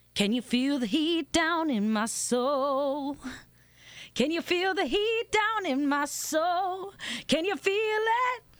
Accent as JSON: {"language": "English", "town": "Miami", "region": "Florida", "country": "United States", "tie": "born or raised there", "also_born_or_lived": "New Orleans / Madrid", "moved": "as an adult", "lives_now": "Italy", "said": "I'm from Miami, born and raised, and uh, lived in New Orleans for a little while, and then I went to Madrid to live"}